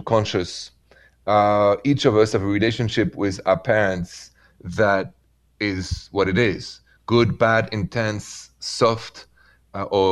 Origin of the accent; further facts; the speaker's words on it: France; accent: French; My accent is French